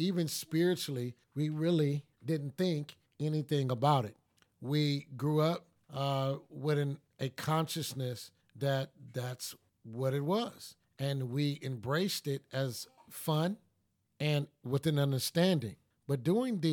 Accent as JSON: {"language": "English", "town": "Los Angeles", "region": "California", "country": "United States", "tie": "born or raised there", "also_born_or_lived": "North Tulsa, Oklahoma", "said": "where I grew up in Watts and also grew up in North Tulsa"}